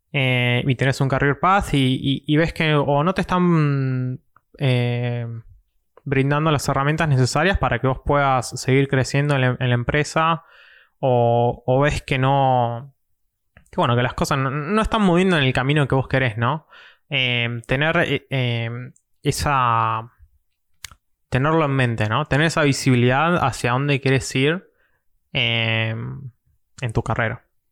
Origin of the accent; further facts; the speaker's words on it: Mar del Plata, Buenos Aires Province, Argentina; soy de Mar de Plata